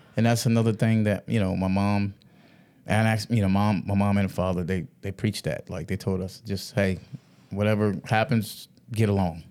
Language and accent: English; Georgetown, South Carolina, United States; I grew up in, um, a little small, small park, uh, part in Georgetown, South Carolina